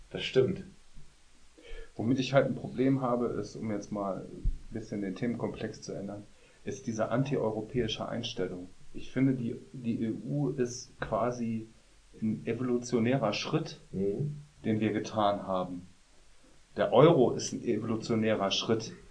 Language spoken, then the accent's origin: German; Germany; dass ich als Deutscher, wie immer man das jetzt immer noch